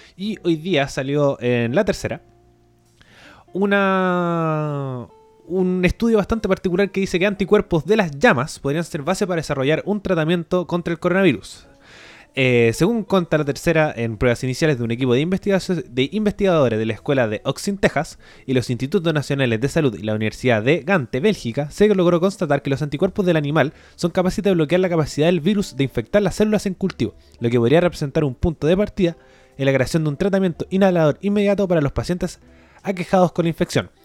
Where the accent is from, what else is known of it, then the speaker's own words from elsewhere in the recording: Chile; como sociedad chilena